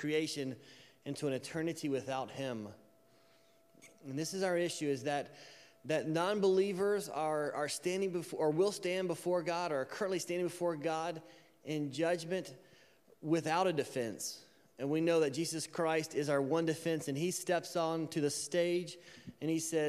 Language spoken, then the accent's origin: English; Alabama, United States; I'm from Alabama